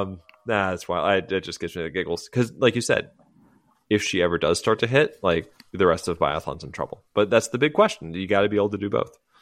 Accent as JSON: {"language": "English", "country": "United States", "said": "as an American"}